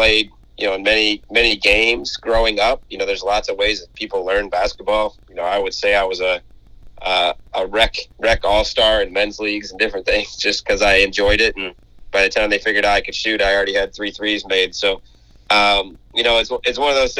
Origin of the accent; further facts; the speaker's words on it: Midwest, United States; now in Mississippi, United States; I grew up in the Midwest